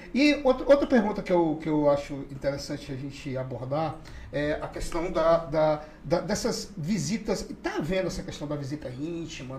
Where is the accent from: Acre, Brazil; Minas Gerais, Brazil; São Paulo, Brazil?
Acre, Brazil; Rio Branco; Eu nasci em Rio Branco, mas toda a minha família, é, por parte de mãe, são dos seringais de Tarauacá